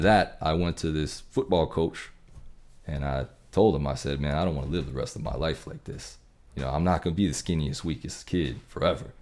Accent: Texas, United States; growing up in Texas with the Friday night lights

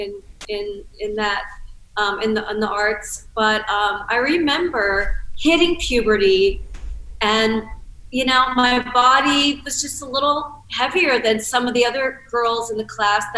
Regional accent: Cincinnati, Ohio, United States; I grew up in Cincinnati, Ohio

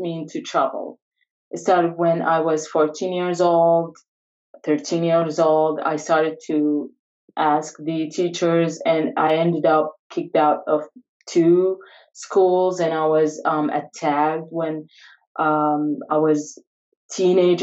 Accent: Iraq; I'm from Iraq. So I brought up in a family

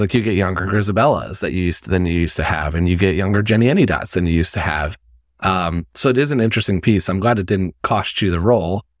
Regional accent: Indiana, United States; I'm from Indiana

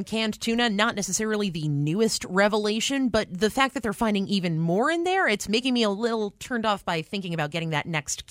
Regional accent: New York, United States; moved away; I'm from New York.

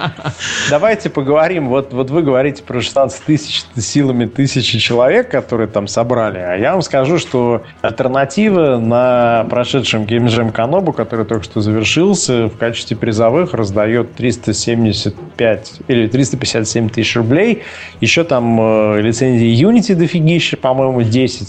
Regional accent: Russia; Я из России

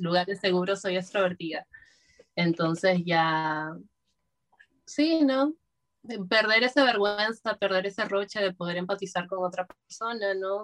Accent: Lima, Peru; yo soy de Lima, ah, y vivo en un barrio que se llama Breña

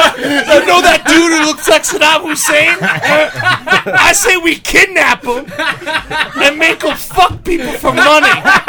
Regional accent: Midwest, United States; I'm from the Midwest.

